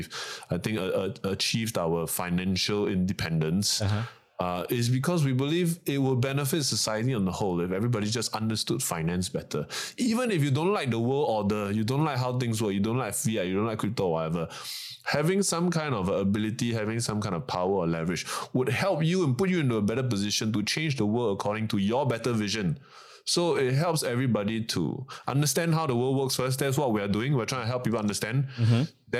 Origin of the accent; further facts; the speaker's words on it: Malaysia; now in Singapore; I'm from Malaysia.